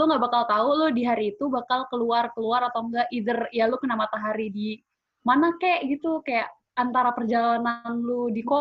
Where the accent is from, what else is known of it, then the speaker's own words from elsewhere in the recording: Bogor, West Java, Indonesia; also born or lived in Sentul; Dari Bogor gue culture shock. gue berapa belas tahun ya? 17 tahun di Bogor sama di Sentul sekolah itu kan